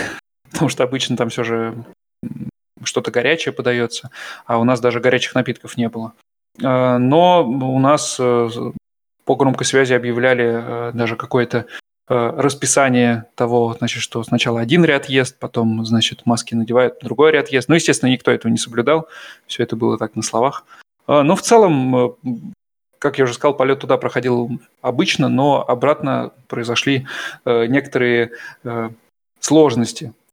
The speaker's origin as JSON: {"language": "Russian", "country": "Russia", "moved": "yes", "lives_now": "Germany"}